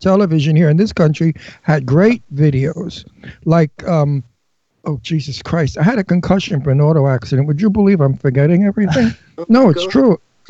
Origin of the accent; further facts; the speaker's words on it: New York City, New York, United States; accent: New York, Brooklyn; a New York, Brooklyn American accent, which is my accent.